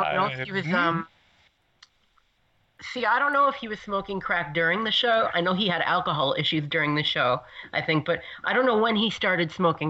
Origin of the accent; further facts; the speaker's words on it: New York, United States; I'm a New Yorker. I would like to confirm that not everybody in New York talks like that.